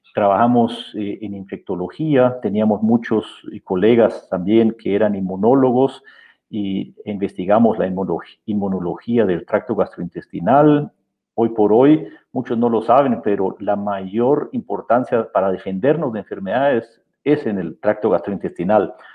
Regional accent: Guatemala; moved away as an adult; also born or lived in Austria / Memphis, United States; now in Germany; yo soy guatemalteco, nací aquí en Guatemala

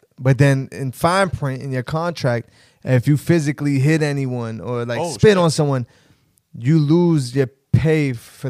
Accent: Elizabeth, New Jersey, United States; born or raised there

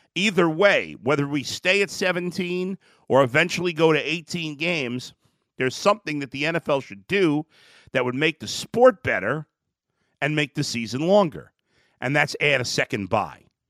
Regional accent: New York City, New York, United States; As a kid growing up in New York City, in Brooklyn, New York, in the seventies, and then my teen years in the eighties

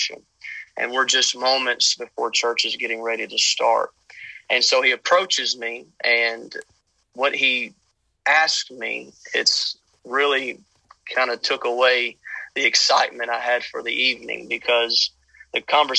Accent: Louisiana, United States; moved away as an adult; now in Odessa, United States; I'm originally from Louisiana, born and raised

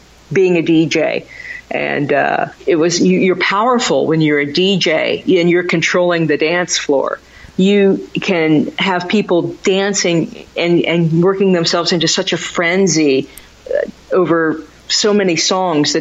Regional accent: Kansas, United States; now in Philadelphia area, United States; I grew up in Kansas, and so I never had Scrapple as a kid.

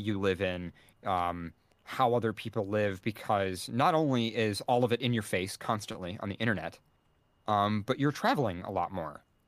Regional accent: United States; as an American

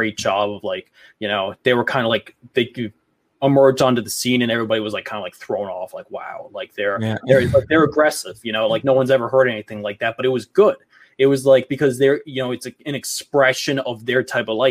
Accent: New York, United States; growing up in New York

